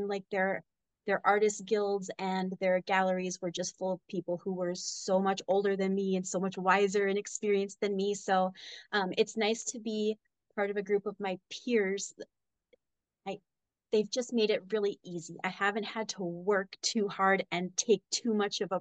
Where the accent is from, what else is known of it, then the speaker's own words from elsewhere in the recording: Minnesota, United States; moved away as an adult; now in Cheyenne, United States; I grew up in the Midwest in Minnesota. I moved out here to Wyoming when I was 22